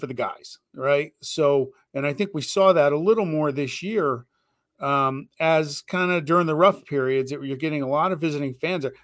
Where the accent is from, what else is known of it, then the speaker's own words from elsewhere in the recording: Bay Area, California, United States; I grew up in the Bay Area